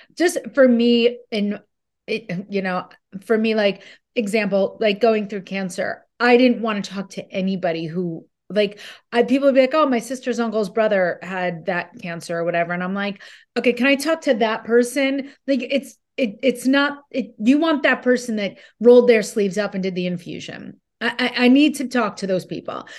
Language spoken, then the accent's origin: English; New Jersey, United States; I'm from Jersey